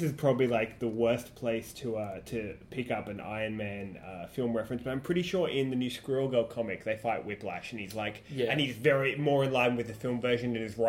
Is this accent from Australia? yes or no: yes; Australia; as an Australian